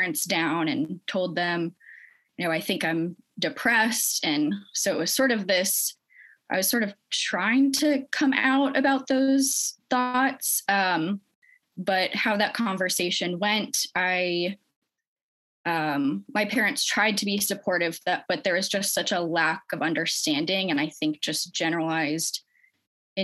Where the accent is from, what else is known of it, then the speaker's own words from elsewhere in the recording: St. Petersburg, Florida, United States; my hometown in St. Petersburg, Florida